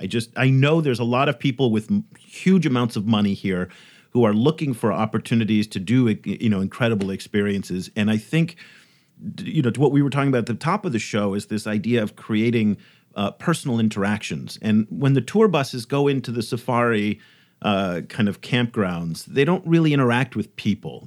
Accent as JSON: {"language": "English", "country": "United States", "tie": "born or raised there", "said": "in my whole life, growing up in the United States"}